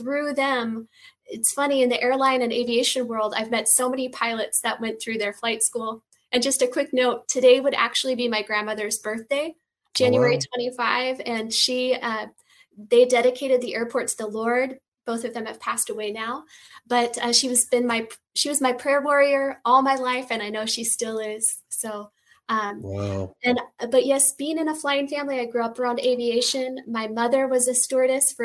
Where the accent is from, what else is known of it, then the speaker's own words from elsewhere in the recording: Washington, United States; now in Los Angeles, United States; I'm based in Los Angeles, California. I'm originally from the Northwest, Washington State